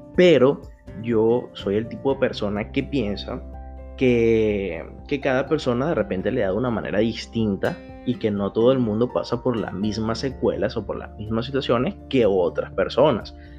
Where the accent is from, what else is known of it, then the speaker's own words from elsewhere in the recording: Venezuela; now in Brazil; aquí en el extranjero como venezolano, como un venezolano más en todo el mundo, pero en esta oportunidad el venezolano está aquí en Brasil